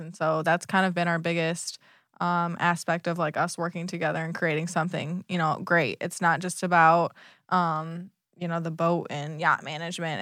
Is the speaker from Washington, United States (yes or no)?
no; Michigan, United States; now in Southwest Florida, United States; I grew up in Michigan